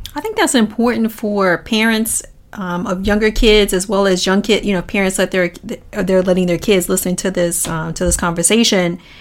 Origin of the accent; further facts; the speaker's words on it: Washington, District of Columbia, United States; I grew up in Washington D.C.